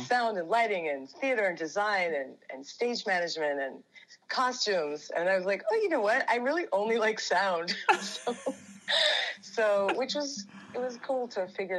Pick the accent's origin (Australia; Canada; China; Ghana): Canada; Ontario; also born or lived in London, Ontario; So I was born in London, Ontario, which is about 2 hours from Toronto.